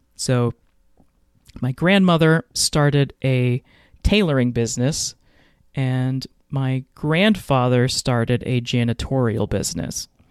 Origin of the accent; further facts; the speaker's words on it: Fort Worth, Texas, United States; moved away as an adult; I lived in Fort Worth, Texas from, what is it, nineteen ninety-one until two thousand seven. So, yeah, that's my hometown